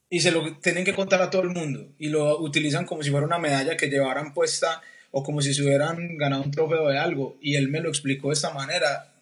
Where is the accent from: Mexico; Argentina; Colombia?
Colombia; moved away as an adult; nosotros siendo colombianos